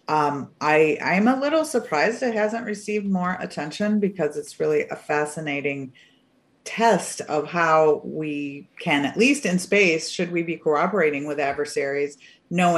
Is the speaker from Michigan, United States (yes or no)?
yes; Michigan, United States; I grew up in Michigan.